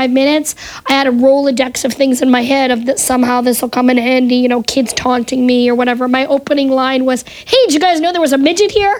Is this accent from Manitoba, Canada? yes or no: yes; Winnipeg, Manitoba, Canada; moved away as an adult; now in United States; I grew up in Winnipeg, Manitoba, Canada, and not a lot of stuff going on there.